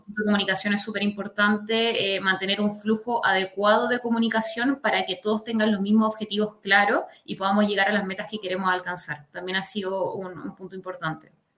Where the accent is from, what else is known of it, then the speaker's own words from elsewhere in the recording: La Serena, Coquimbo, Chile; also born or lived in Valparaíso Region / Quilpué / Villa Alemana; now in Santiago, Chile; viví, nací y viví en La Serena. Después de eso, en unos años después me fui para, la quinta región